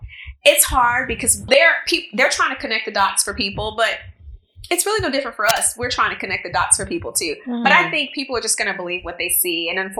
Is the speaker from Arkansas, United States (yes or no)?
yes; Arkansas, United States; I mean, I'm Arkansas proud. Don't get me wrong. But yeah, this is definitely home now for me. But my accent still isn't completely gone.